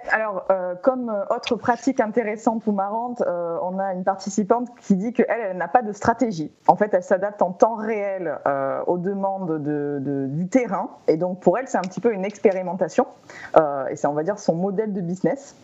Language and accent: French; France; chez nous en France